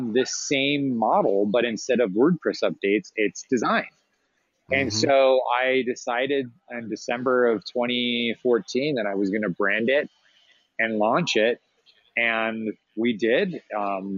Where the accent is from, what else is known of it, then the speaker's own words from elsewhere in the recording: Arizona, United States; I'm from Arizona and there's this big Latin community and there's a very common thing here in the Southwest where the Mexican popsicle carts, we see them all the time growing up